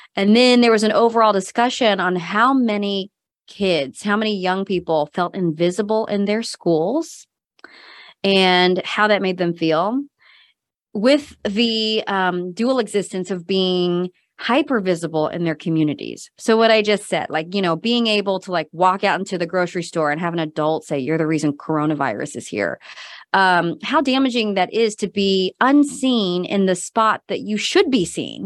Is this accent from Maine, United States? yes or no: no; Missouri, United States; moved away as an adult; also born or lived in Korea / North Carolina / Madison, Wisconsin / Seattle, Washington; moved um, as an adoptee to Missouri, and that's where I grew up. So, um, grew up in a pretty rural area in Missouri, just outside of Kansas City